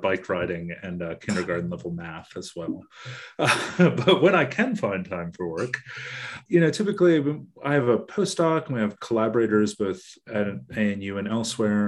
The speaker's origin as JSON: {"language": "English", "country": "United States", "moved": "as an adult", "lives_now": "Australia", "said": "I'm originally American"}